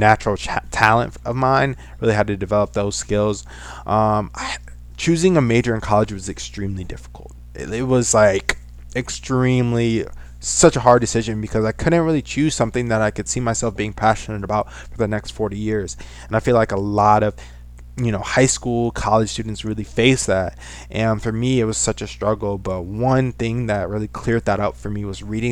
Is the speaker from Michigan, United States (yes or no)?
yes; Saginaw, Michigan, United States; I am from Saginaw, Michigan